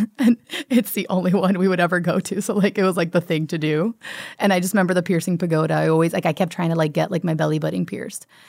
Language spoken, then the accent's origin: English; Miami, Florida, United States; moved away; I'm from Miami and, like, from a big Cuban family